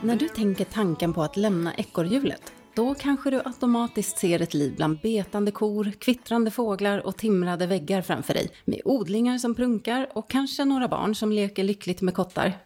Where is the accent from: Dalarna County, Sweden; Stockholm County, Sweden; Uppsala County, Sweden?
Stockholm County, Sweden; Stockholm; moved away as an adult; now in Särna, Sweden; jag är född och uppvuxen i Stockholm